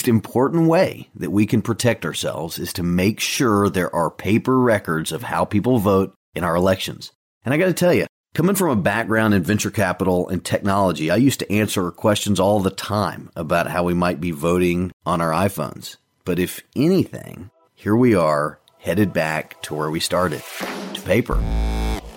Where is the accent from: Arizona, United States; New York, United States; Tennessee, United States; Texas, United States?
Tennessee, United States; Chattanooga; my hometown, Chattanooga, in Hamilton County